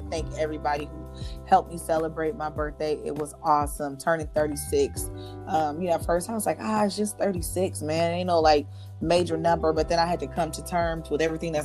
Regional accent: Los Angeles, California, United States; now in Houston, United States; I'm from Los Angeles

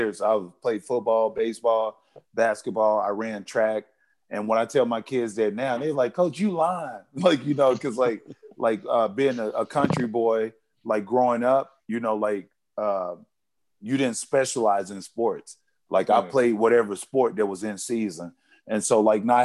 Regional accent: Arkansas, United States; I'm from Arkansas, like I'm an 80s baby

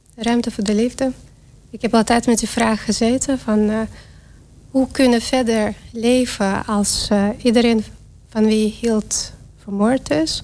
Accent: Belarus; Dutch is a second language; now in Netherlands; En ik kom uit Wit-Rusland. Dat is natuurlijk wat te horen aan mijn accent

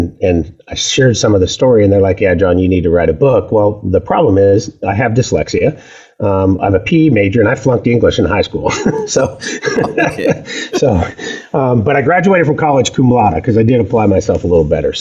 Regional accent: the Northwest, Pacific Northwest, United States; I'm a native. I was raised up here in the Northwest

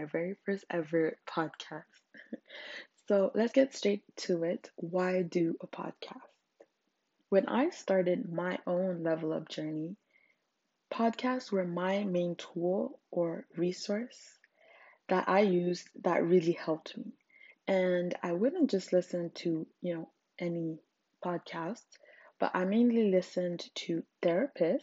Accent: Zimbabwe; English is a second language; English is my third language. I'm African. I'm from Zimbabwe

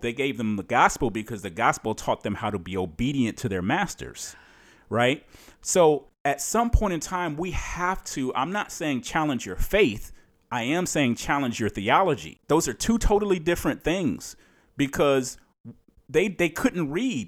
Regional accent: Cleveland, Ohio, United States; moved away as an adult; now in Maryland, United States; I'm, I'm from Cleveland, Ohio

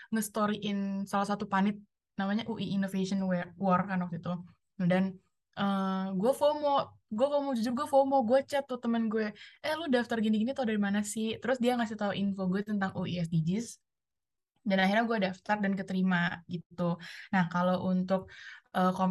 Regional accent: Palembang, South Sumatra, Indonesia; moved away as an adult; gue kan asal dari Palembang jadi FYI gue dari Palembang gue ngerantau

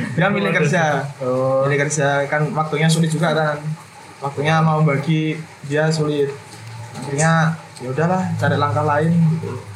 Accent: Kediri, East Java, Indonesia; moved away as an adult; now in Yogyakarta, Indonesia; saya aslinya Kediri loh hmm. Kediri Jawa Timur

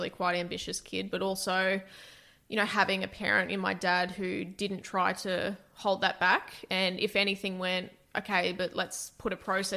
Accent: Toowoomba, Queensland, Australia; I grew up in Toowoomba

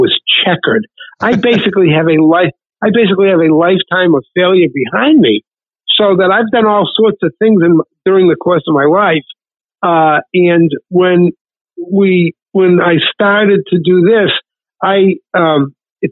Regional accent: Worcester, Massachusetts, United States; also born or lived in Washington, D.C.; I'm originally from Worcester, Massachusetts, in central Mass. I grew up here

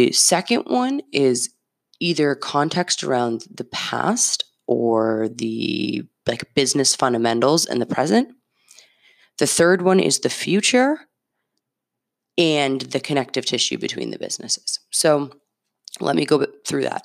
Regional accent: Medford, Massachusetts, United States; I have a zip code of the city I grew up in. Shout out Medford.

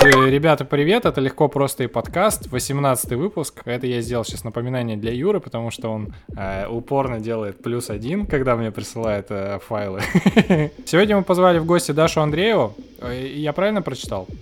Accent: Khabarovsk, Khabarovsk Krai, Russia; мы из Хабаровска

